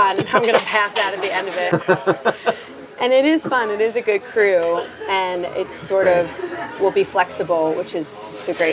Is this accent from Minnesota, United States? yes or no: no; Conshohocken, Pennsylvania, United States; I grew up in Conshohocken.